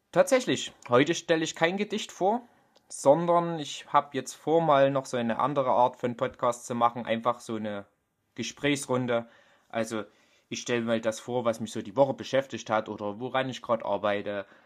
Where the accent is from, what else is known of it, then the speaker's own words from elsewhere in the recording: Germany; accent: Vogtland dialect; Also man hört es mir richtig doll an. Ich habe einen vogtländischen Dialekt.